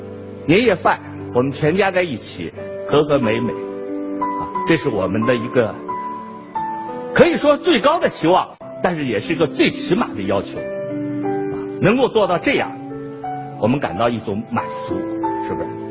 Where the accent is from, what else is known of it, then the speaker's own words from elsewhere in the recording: China; 这个感受对我们中国人来说至高无上，